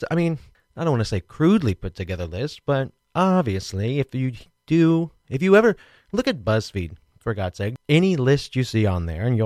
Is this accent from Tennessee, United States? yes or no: no; Kansas, United States; I grew up in Kansas